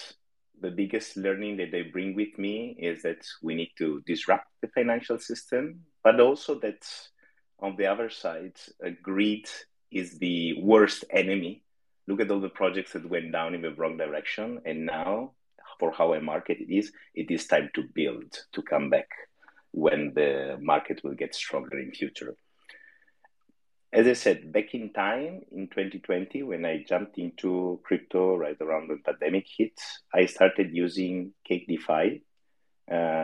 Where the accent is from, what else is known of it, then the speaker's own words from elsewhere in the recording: Italy; now in Netherlands; I'm originally from Italy